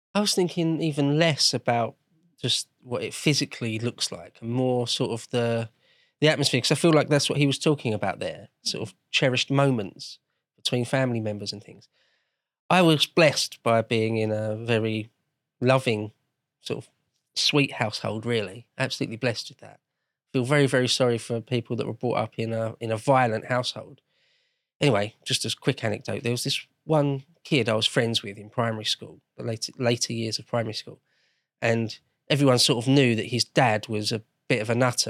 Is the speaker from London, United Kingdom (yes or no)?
yes; London, United Kingdom; I grew up in London, or great, greater London anyway